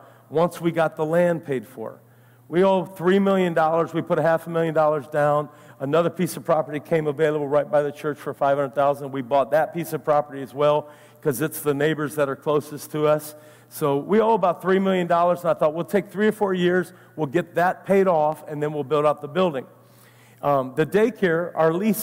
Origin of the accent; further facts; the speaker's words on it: Ohio, United States; now in Naples, United States; I'm from Ohio